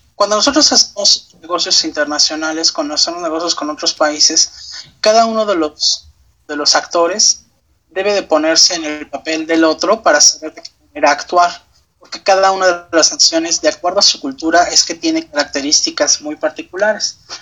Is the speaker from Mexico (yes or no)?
yes; Mexico